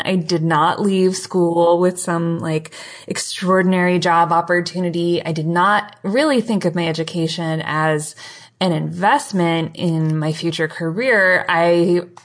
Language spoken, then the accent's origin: English; Cleveland, Ohio, United States; moved away; also born or lived in Michigan; I grew up in Cleveland, Ohio, and a little bit in Michigan.